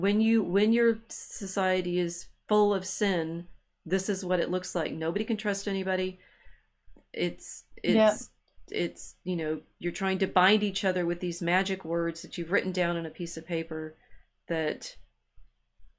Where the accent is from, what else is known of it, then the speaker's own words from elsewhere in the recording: United States; being American